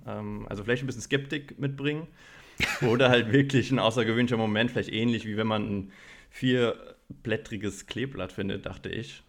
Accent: Germany; bei uns in Deutschland, bei uns in der deutschen Kultur

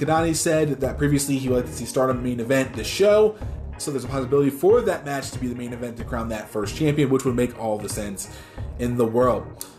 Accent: East Coast, United States; born or raised there

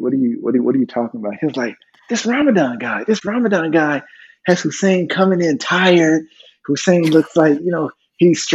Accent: California, United States; moved away as an adult; also born or lived in Washington State; growing up in California

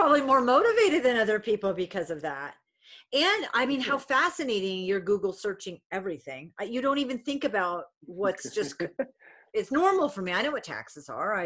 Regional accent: New England, United States; also born or lived in Idaho / Arizona; now in Reno, United States; I'm from New England originally.

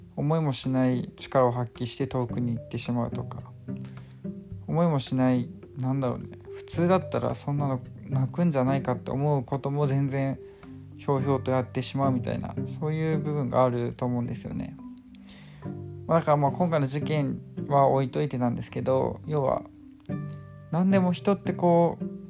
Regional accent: Chiba, Japan; 私の地元千葉なんですけど

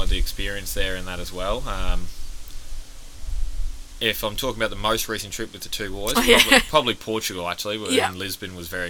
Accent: Rockhampton, Queensland, Australia; and then you would have to go, Queensland, because no one would know where Rocky is, and they would go, Brisbane, and we're like, no, yeah, like 8 hours north of Brisbane.

